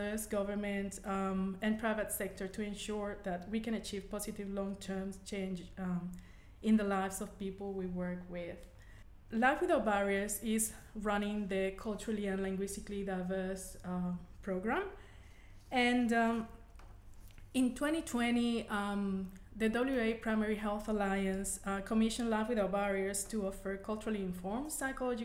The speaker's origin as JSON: {"language": "English", "country": "Venezuela", "first_language": "Spanish", "second_language": "English", "moved": "as an adult", "lives_now": "Australia", "said": "I'm originally from Venezuela and Spanish is my native language"}